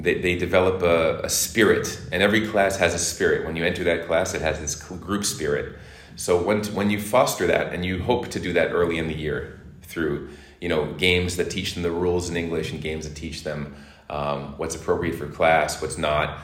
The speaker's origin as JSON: {"language": "English", "town": "Boston", "region": "Massachusetts", "country": "United States", "tie": "born or raised there", "also_born_or_lived": "Hong Kong", "moved": "as an adult", "lives_now": "Turkey", "said": "Boston is my hometown, and I've been in Turkey since 2016."}